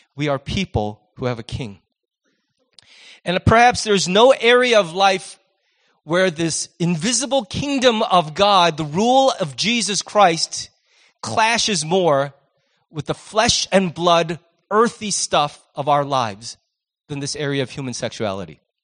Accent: United States; as Americans

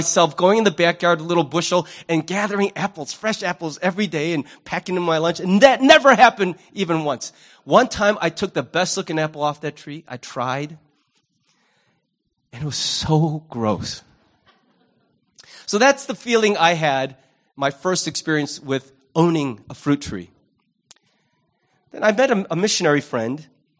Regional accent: Libertyville, Illinois, United States; You know, growing up in Libertyville, we moved there after I finished the first semester of freshman year in high school.

